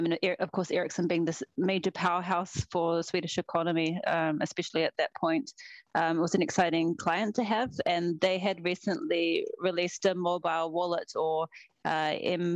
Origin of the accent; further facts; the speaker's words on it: New Zealand; moved away as an adult; also born or lived in Sweden; now in Stockholm, Sweden; even though I live in Sweden, I'm from New Zealand originally.